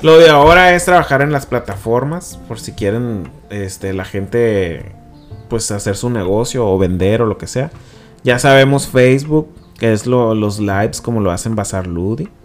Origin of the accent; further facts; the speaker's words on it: Culiacán, Sinaloa, Mexico; moved away; yo soy de Culiacán